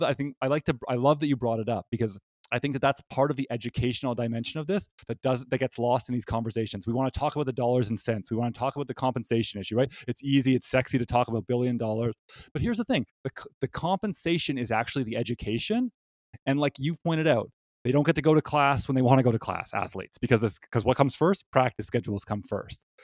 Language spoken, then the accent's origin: English; Canada; moved away; I'm from Canada.